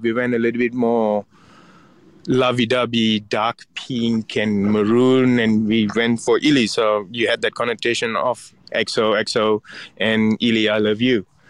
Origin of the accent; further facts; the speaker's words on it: Ipoh, Perak, Malaysia; moved away; my hometown in Ipoh